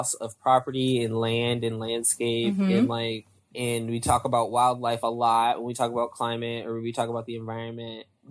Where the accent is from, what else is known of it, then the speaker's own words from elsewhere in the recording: Northern Virginia, United States; I was raised in Northern Virginia